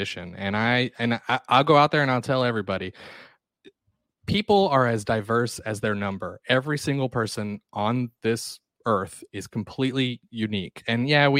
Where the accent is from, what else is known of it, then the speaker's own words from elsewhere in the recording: Athens, Georgia, United States; also born or lived in Atlanta, Georgia; I'm from Georgia. I was born in Athens and raised here for most of my life. And I moved to Atlanta when I was in high school